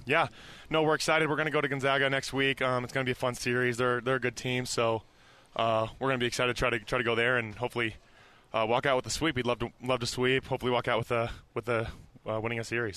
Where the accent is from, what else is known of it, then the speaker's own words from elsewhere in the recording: Las Vegas, Nevada, United States; now in Provo, United States; I'm from Vegas